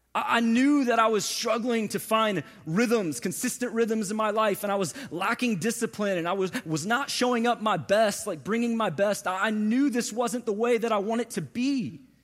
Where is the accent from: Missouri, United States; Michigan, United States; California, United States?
Missouri, United States; St. Louis; moved away as an adult; now in Atlanta, United States; I was born and raised in Saint Louis, Missouri. Moved from Saint Louis to Atlanta about six and a half years ago